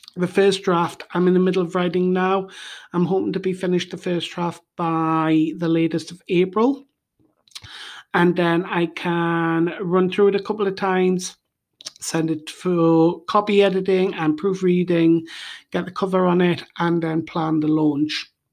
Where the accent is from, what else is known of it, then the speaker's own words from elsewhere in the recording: United Kingdom; now in Bulgaria; I am originally from the United Kingdom, and now I live in Bulgaria